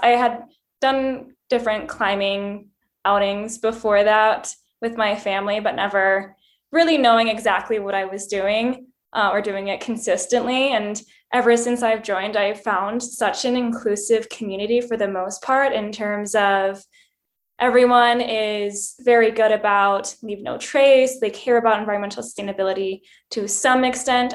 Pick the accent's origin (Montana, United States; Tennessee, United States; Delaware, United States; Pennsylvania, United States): Montana, United States; Bozeman; moved away; also born or lived in rural East Coast, United States; I was born in Montana, in Bozeman, and my family didn't have a lot of money, so what you did was go for hikes. Um, so, I grew up in the mountains